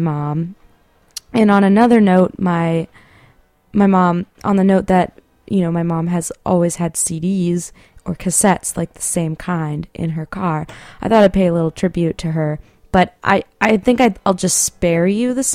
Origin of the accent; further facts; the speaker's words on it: San Marino, California, United States; my hometown, San Marino